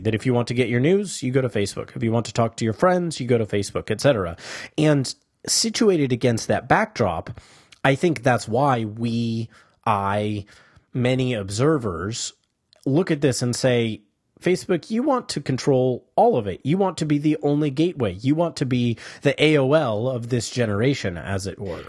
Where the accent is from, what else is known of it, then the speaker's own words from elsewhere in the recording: United States; as Americans